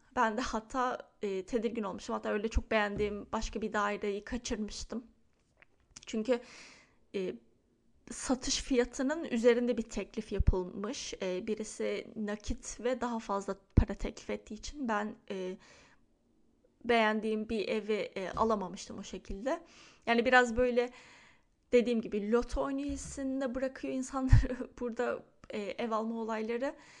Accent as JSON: {"language": "Turkish", "region": "Istanbul", "country": "Turkey", "tie": "born or raised there", "moved": "as an adult", "lives_now": "Lake Oswego, United States", "said": "benim doğup büyüdüğüm yer Çengelköy"}